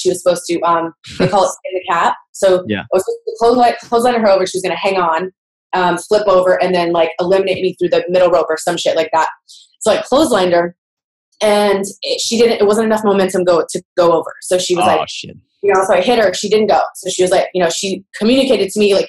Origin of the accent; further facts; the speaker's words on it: Houston, Texas, United States; my hometown of Houston